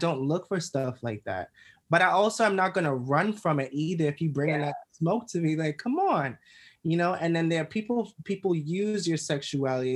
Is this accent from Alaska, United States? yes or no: no; New York City, New York, United States; I grew up in Crown Heights, Brooklyn